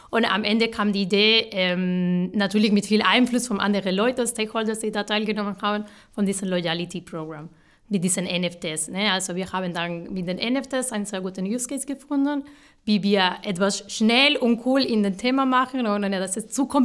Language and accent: German; Málaga, Andalusia, Spain; German is a second language; now in Stuttgart, Germany; genau, ich komme aus Malara, Südspanien. Ähm, ich habe in Malara studiert